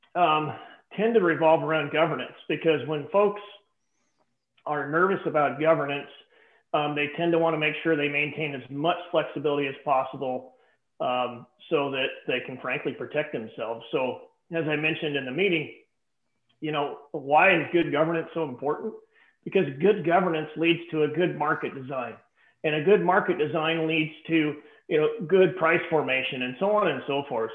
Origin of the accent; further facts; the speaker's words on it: the West, United States; I'm from the West